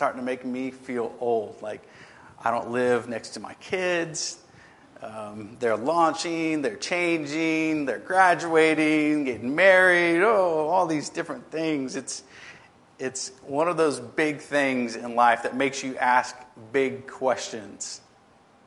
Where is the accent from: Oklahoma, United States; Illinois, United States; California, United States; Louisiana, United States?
Louisiana, United States; Lafayette; moved away as an adult; now in Alexandria, United States; Lafayette is actually my hometown